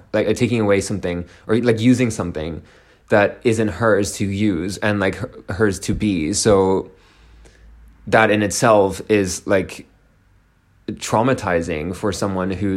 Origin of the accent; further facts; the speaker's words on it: Ireland; I'm Irish